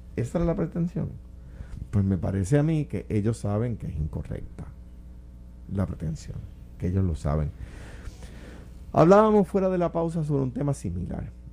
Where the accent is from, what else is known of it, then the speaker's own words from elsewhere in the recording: Puerto Rico; Cuando yo era muchachito, cuando era niño, había iglesias en Puerto Rico